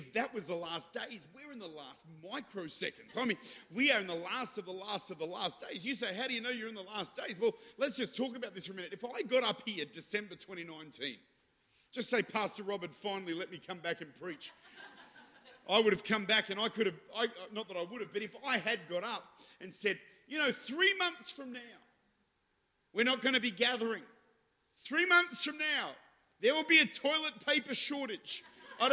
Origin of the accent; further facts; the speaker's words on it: Adelaide, South Australia, Australia; accent: Modbury North; I'm bilingual. I speak fluent Modbury North, and I speak in the Holy Ghost.